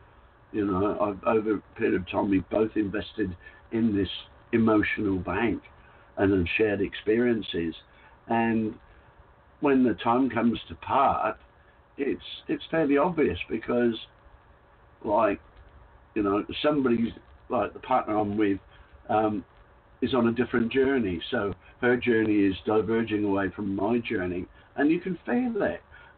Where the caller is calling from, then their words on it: Queensland, Australia; No, I'm in the Whitsunday Islands in Australia, so I couldn't be further from you, really.